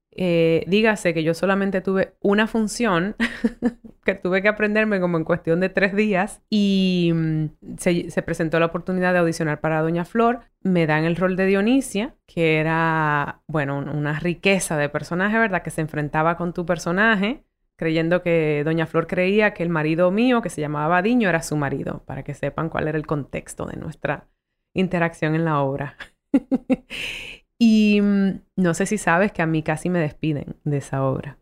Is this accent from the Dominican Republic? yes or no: yes; Dominican Republic; accent: Dominican; also born or lived in United States / South Bronx, New York; con mi acentazo dominicano